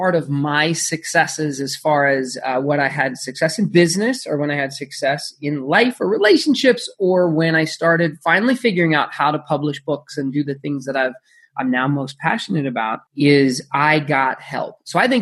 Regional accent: Phoenix, Arizona, United States; I grew up in Phoenix, Arizona

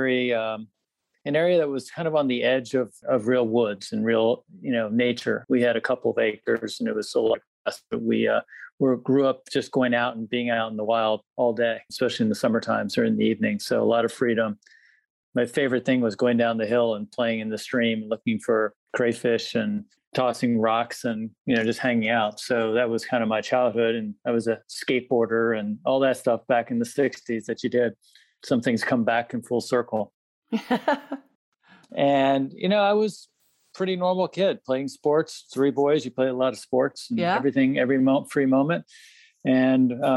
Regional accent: Washington, District of Columbia, United States; Suburban D.C. So I was sort of grew up in a political world

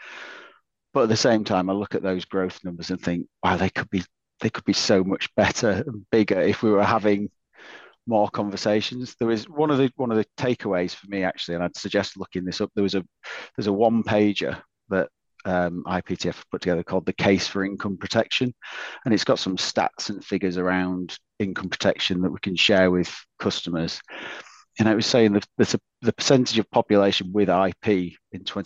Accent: Yorkshire and the Humber, United Kingdom; Being a Yorkshireman

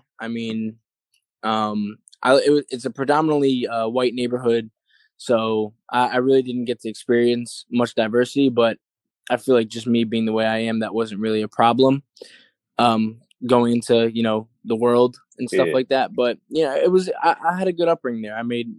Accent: Clark, New Jersey, United States; also born or lived in Union, New Jersey; born in Union, New Jersey. I lived there for a little while, probably about like 4 or 5 years. And then after that, I moved to Clark, New Jersey, which is also in Union County, New Jersey. And then I grew up there for solid like 14 or 15 years of my life.

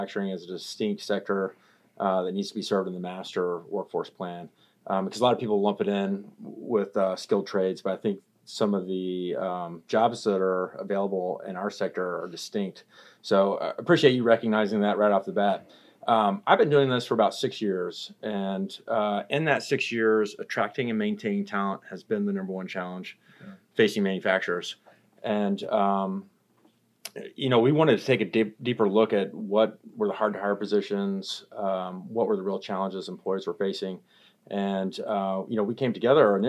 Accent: Austin, Texas, United States; I grew up in Austin

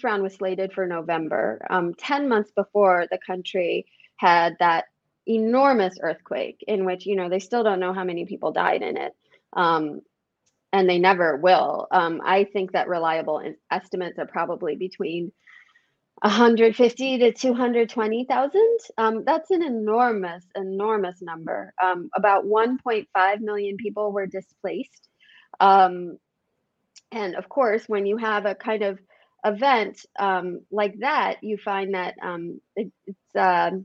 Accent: United States; I'm an American

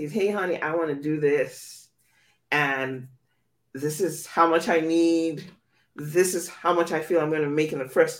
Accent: Nigeria; I grew up in Nigeria

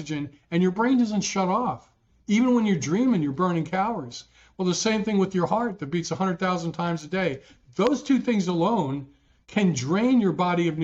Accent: New Jersey, United States; growing up in Jersey, my dad was a union president

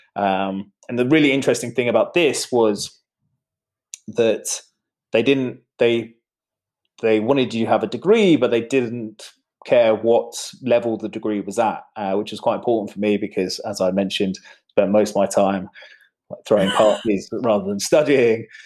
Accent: United Kingdom; moved away; also born or lived in Poland; being British

